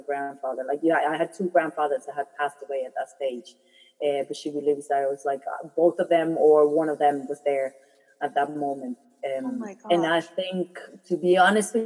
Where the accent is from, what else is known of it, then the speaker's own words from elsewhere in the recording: Germany; also born or lived in Philippines; when I was born in the Philippines, as soon as I was born, we moved to Germany